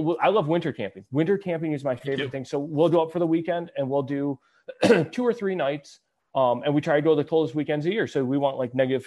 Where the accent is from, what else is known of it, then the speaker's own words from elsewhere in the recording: Michigan, United States; We're from Michigan.